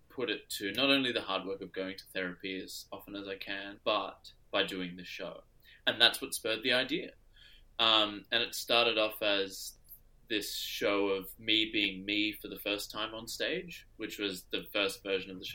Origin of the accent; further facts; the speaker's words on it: Adelaide, South Australia, Australia; now in Sydney, Australia; my hometown in Adelaide